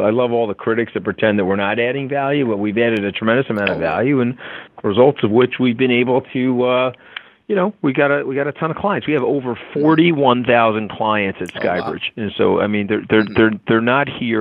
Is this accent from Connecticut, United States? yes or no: no; Long Island, New York, United States; I was a poor kid growing up on Long Island